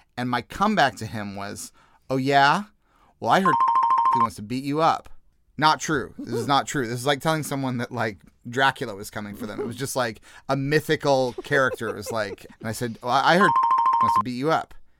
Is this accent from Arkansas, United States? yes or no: no; Jefferson City, Missouri, United States; accent: American; moved away as an adult; also born or lived in Liverpool / London; I grew up in Jefferson City, Missouri, which is, uh, the capital of Missouri